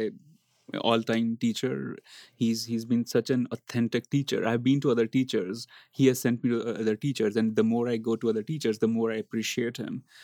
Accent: India; moved away as an adult; Growing up in India

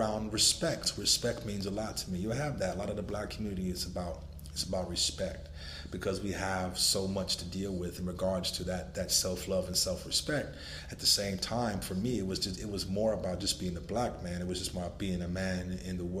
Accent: Los Angeles, California, United States; I was born in Los Angeles, California, when gang banging and drug dealing was destroying the communities there

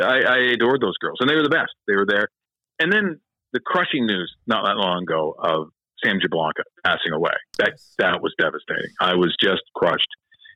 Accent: Stouffville, Ontario, Canada; moved away as an adult; also born or lived in Calgary, Alberta / Toronto, Ontario; I live in an area just outside of Toronto. I'm born and raised in a place called Stouffville, Ontario, where I still have a lot of great friends.

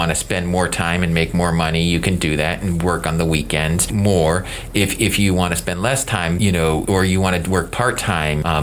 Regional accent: the South, United States; as a kid growing up in the South, do not get to see a lot of psychiatrists in action.

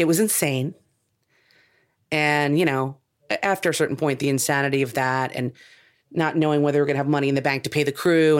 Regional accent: New Jersey, United States; moved away as an adult; also born or lived in New York; now in California, United States; I'm from New Jersey.

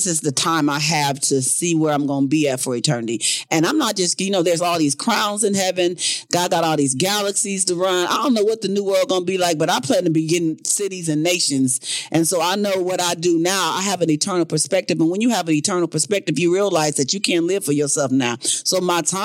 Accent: South Bend, Indiana, United States; moved away; I'm from Indiana, guys. All my family lives in Indiana.

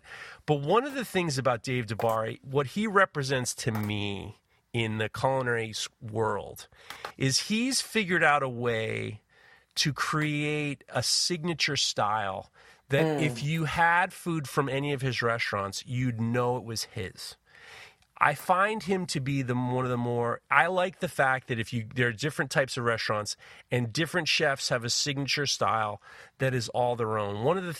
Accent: New York City, New York, United States; I grew up in New York City in the 70s and 80s.

